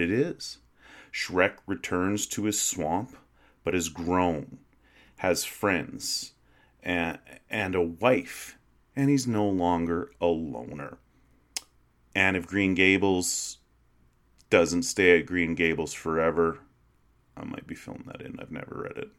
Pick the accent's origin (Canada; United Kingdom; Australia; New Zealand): Canada; Western Canada; moved away; I grew up in a small prairie town, one like so many hundreds of others in Western Canada